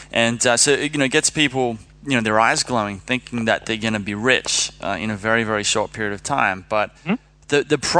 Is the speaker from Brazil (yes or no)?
no; Sydney, New South Wales, Australia; moved away; I'm from Sydney, Australia.